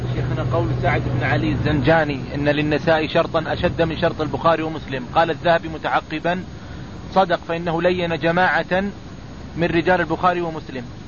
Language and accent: Arabic; Riyadh, Riyadh Province, Saudi Arabia; عندنا في الرياض